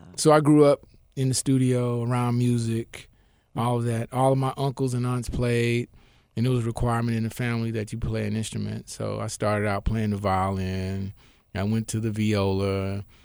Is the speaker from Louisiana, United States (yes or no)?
no; Memphis, Tennessee, United States; I grew up in Memphis and I grew up wherever my father was stationed in the military